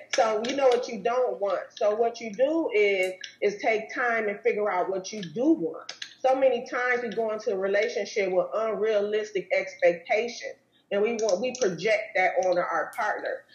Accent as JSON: {"language": "English", "region": "Wisconsin", "country": "United States", "moved": "yes", "lives_now": "Arizona, United States", "said": "I'm, from Wisconsin"}